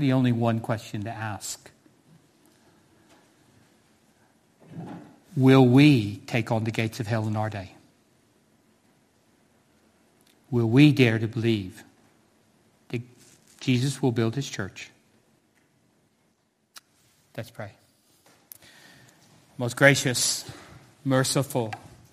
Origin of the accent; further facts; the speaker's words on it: United States; moved away as an adult; now in Cardiff, United Kingdom; As a 16-year-old young man growing up in America